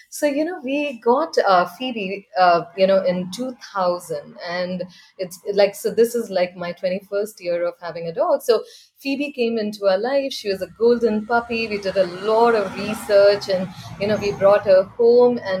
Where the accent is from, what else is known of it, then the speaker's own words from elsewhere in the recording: India; So I grew up in India.